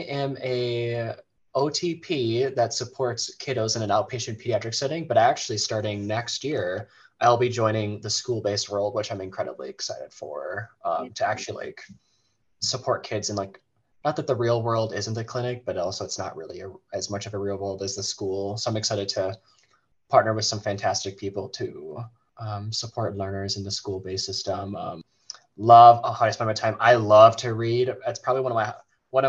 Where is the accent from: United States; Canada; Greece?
United States; Big Lake, Minnesota; now in Buffalo, United States; I am from Big Lake, Minnesota, and both Zach and I, we live in Buffalo, Minnesota